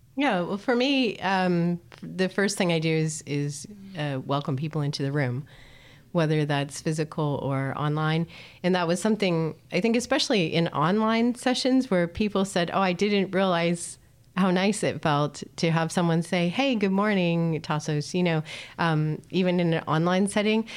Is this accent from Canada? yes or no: yes; Canada; now in Netherlands; I come from Canada